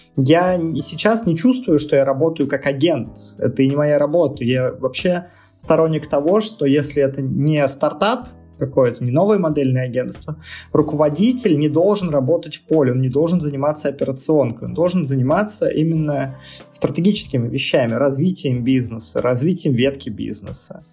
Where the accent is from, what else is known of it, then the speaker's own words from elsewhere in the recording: Nizhny Novgorod, Nizhny Novgorod Oblast, Russia; moved away; нахожусь сейчас в Нижнем Новгороде, э, у себя на малой родине